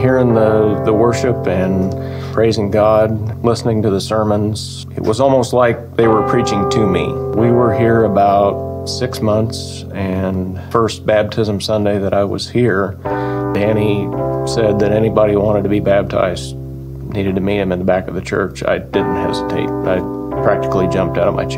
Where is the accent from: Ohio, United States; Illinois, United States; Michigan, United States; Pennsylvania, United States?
Illinois, United States; Oakwood; I'm from Oakwood, Illinois